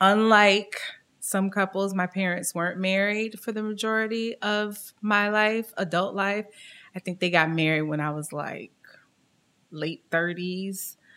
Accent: Syracuse, New York, United States; I am originally from Syracuse, New York. So born and raised kind of upstate New York. Mother is from the South, Mississippi. My dad is from Jamaica. And I was raised

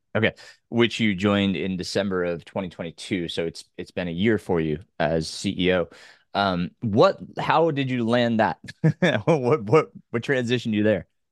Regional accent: Orange County, New York, United States; my hometown, which was in Orange County, New York

